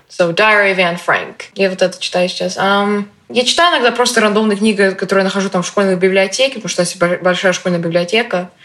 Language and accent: Russian; Russia; moved away; я из России